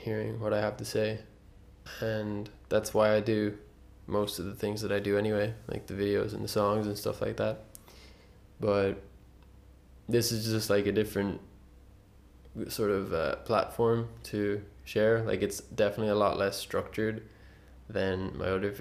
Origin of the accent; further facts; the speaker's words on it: Ireland; being born and raised in Ireland